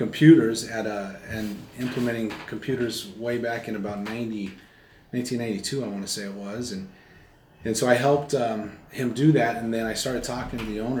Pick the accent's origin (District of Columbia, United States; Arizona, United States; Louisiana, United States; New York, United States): Arizona, United States; White Mountains, northern; also born or lived in Flagstaff, Arizona; Grew up in northern Arizona, so in a small town of about 6,000